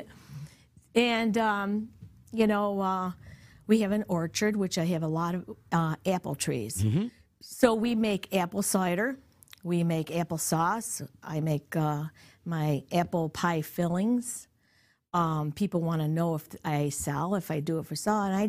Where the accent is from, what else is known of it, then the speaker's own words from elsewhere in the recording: Utica, New York, United States; accent: East Utica slang; it's an East Utica slang. And everybody from East Utica understands each other.